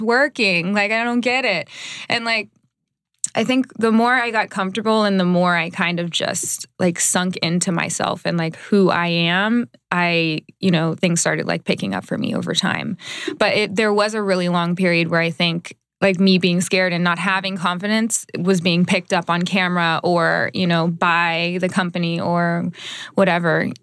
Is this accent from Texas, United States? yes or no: yes; Dallas, Texas, United States; moved away as an adult; also born or lived in Iowa; now in Los Angeles, United States; I'm originally from Dallas.